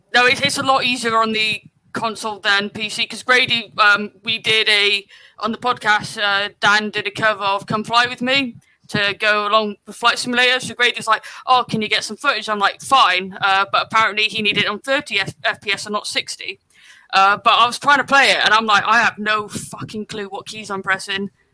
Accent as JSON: {"language": "English", "area": "West Country", "region": "South West England", "country": "United Kingdom", "moved": "yes", "said": "I'm originally from the West Country, so anytime I watch something over there, my accent comes out."}